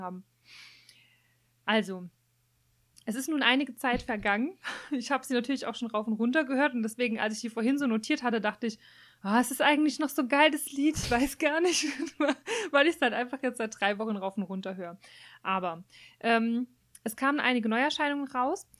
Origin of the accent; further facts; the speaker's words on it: Germany; bei uns in Deutschland